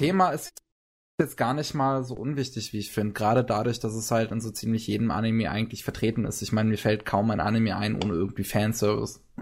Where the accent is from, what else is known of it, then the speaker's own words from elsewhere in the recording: Germany; Bei uns in Deutschland